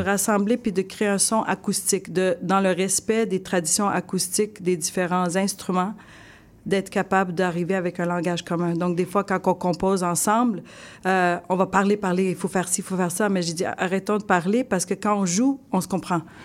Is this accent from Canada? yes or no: yes; Sherbrooke, Quebec, Canada; J'ai grandi à Sherbrooke toute ma vie dans les cantons de l'Est.